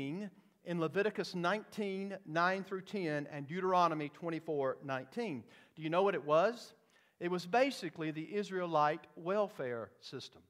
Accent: Bowman, Georgia, United States; In the South, when I grew up in Bowman, Georgia, we would say this is no run-of-the-mill Bowmanite. I'm from Bowman, Georgia, a city of about 900 people

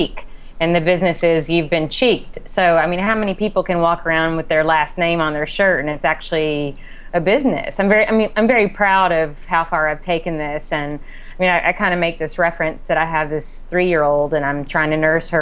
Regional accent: Kentucky, United States; I'm from Kentucky

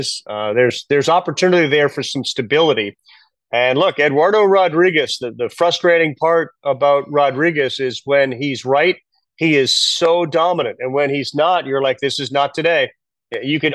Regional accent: Boston, Massachusetts, United States; Growing up in Boston

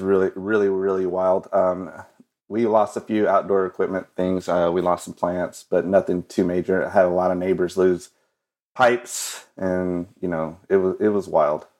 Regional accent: Odessa, Texas, United States; I'm from West Texas, Odessa, Texas

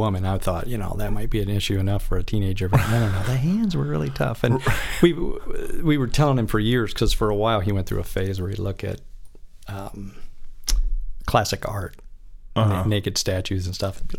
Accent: Michigan, United States; now in California, United States; I'm from Michigan originally

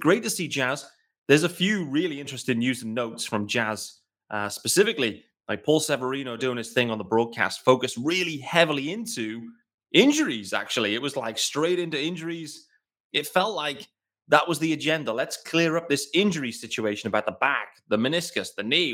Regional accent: United Kingdom; As a British fan

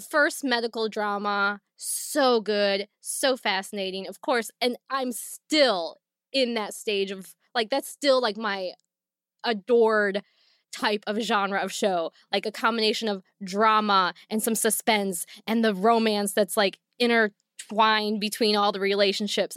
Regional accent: Northwest Ohio, United States; we did not have a movie theater very close to my hometown, not one in my hometown. We had to drive at least thirty minutes, forty-five minutes, and that was, like, a big deal in Northwest Ohio

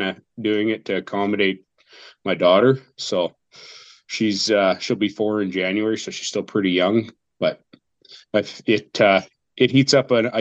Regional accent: Southern Alberta, Canada; I'm a guy from Alberta, Southern Alberta

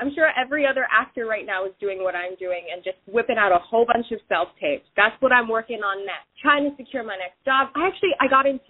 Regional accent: Hawaii, United States; I grew up in Hawaii

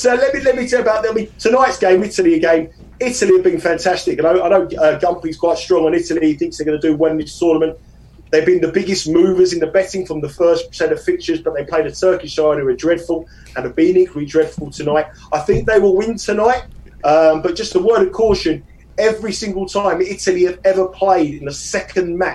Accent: London, United Kingdom; accent: South London; I'm from South London, and I talk very fast

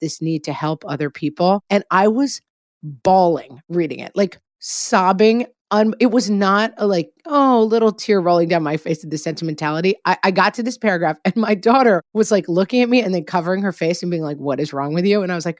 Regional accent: California, United States; now in Texas, United States; Hey, I live in Texas. Like, I don't really have to deal with snow days. But I came from California and lots of stuff goes down in the winter in those places too.

